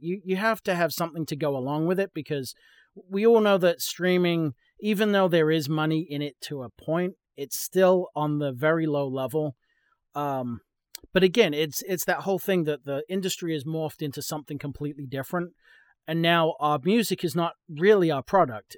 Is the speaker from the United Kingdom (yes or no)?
yes; England, United Kingdom; moved away as an adult; now in Texas, United States; I'm from England, um, I moved to, uh, New England